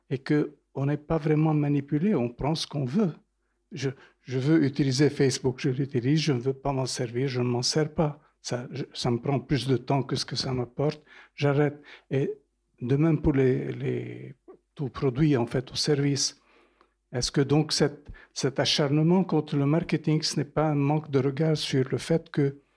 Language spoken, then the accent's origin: French; Lebanon; Je viens du Liban d'origine.